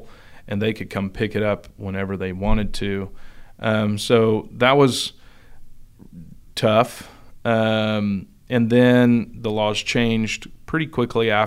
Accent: Claremore, Oklahoma, United States; also born or lived in Catoosa, Oklahoma; I'm from, well, Catoosa and Claremore and that area. So I've grown up in that area for my whole entire life

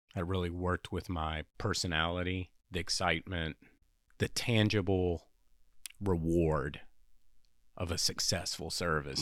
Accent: Louisiana, United States; accent: Southern drawl; also born or lived in New York City, United States; in Louisiana, she got into cooking lessons to help supplement our income

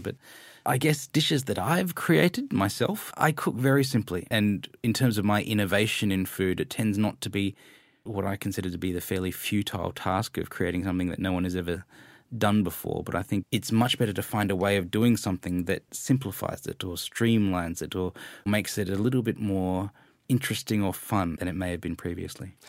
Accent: Australia; also born or lived in Malaysia; growing up in Malaysia and Australia

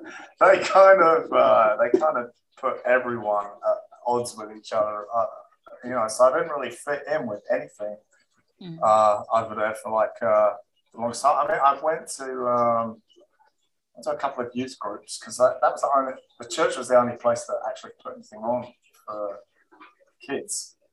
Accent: England, United Kingdom; now in Florida, United States; I'm calling in from Florida, but I'm originally from England.

